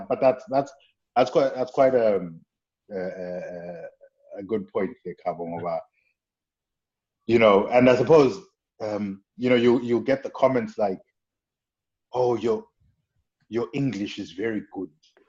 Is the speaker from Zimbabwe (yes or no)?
yes; Zimbabwe; English is a second language; now in United States; as a first generation immigrant. Especially, I think for a lot of us Zimbabweans, we're kind of the youngest immigration group